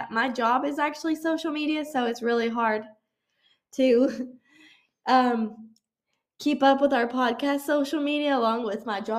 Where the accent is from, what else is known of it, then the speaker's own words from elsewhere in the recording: South Carolina, United States; born there; My mother is from Georgia, and I was born in South Carolina. I grew up in a military family